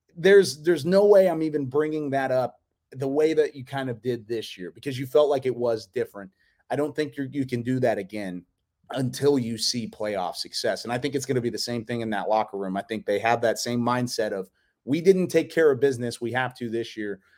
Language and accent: English; Waco, Texas, United States; born and raised in Waco